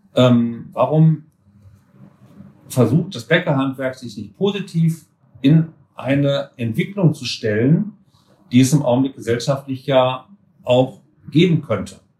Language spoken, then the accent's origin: German; Gütersloh, North Rhine-Westphalia, Germany; moved away as an adult; now in Marburg, Germany; ich komme aus Gütersloh, aus Ach. Westfalen